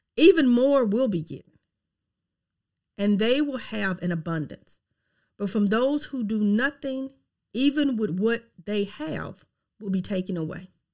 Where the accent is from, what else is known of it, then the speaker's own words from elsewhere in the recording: Mississippi, United States; accent: Southern twang; I am from Mississippi, okay? Yes, I have a Southern twang.